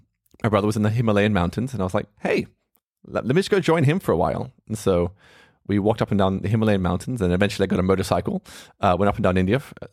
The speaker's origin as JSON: {"language": "English", "country": "Australia", "tie": "born or raised there", "said": "I grew up there in Australia."}